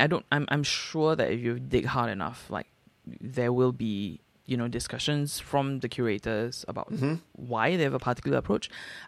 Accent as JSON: {"language": "English", "country": "Singapore", "tie": "born or raised there", "said": "Which I feel like growing up in Singapore, it's like this is the gift that older generations have passed down onto you, and you shall live in this world, right?"}